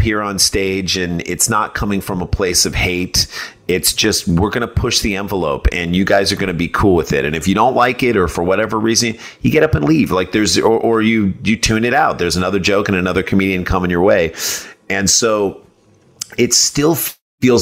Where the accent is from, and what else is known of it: St. Louis, Missouri, United States; born or raised there